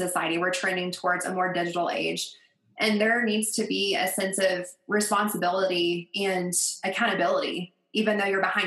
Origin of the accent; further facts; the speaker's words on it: Colorado, United States; Geographically, I'm from Colorado